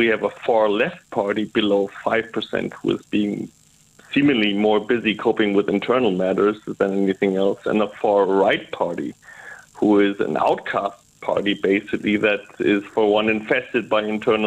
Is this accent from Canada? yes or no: no; Germany; English is a second language; Please excuse my English. It's obviously not my first language